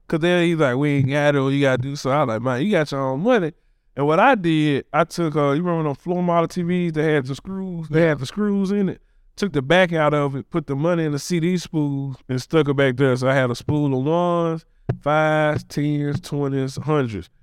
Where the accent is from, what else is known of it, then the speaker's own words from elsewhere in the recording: Memphis, Tennessee, United States; born and raised in Orange Mountain, Bethel Grove area. Uh, went to Bethel Grove Elementary, went to Sherwood